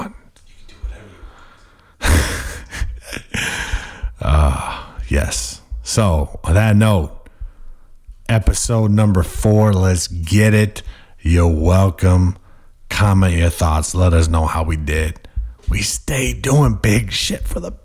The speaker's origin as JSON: {"language": "English", "region": "New England", "country": "United States", "said": "we're all from New England"}